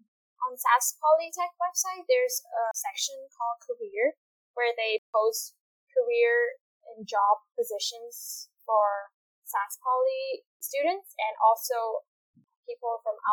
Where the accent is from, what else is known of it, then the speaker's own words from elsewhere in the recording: Vietnam; English is a second language; now in Saskatoon, Canada; I'm from Vietnam